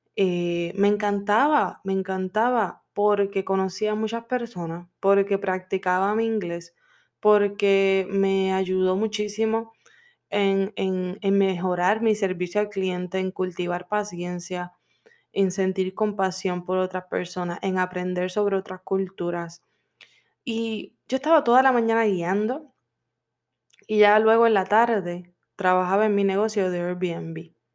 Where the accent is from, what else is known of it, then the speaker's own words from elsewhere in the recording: Puerto Rico; now in Florida, United States; Yo soy de Puerto Rico y vivo en Florida